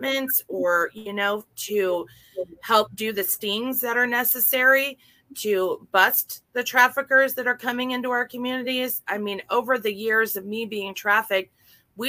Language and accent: English; Oregon, United States